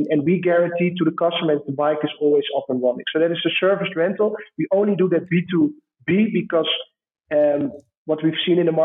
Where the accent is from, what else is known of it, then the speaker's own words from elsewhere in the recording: Amsterdam, North Holland, Netherlands; accent: Dutch; English is a second language; moved away as an adult; now in Kenya; my hometown in Amsterdam